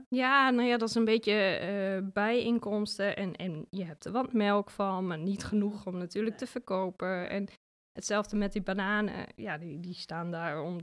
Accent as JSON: {"language": "Dutch", "area": "Achterhoek", "region": "Gelderland", "country": "Netherlands", "tie": "born or raised there", "also_born_or_lived": "Zwolle", "accent": "Achterhoek", "moved": "as an adult", "said": "Ik kom uit de Achterhoek en dat accent, dat heb ik natuurlijk nog steeds en daar ben ik ook heel trots op."}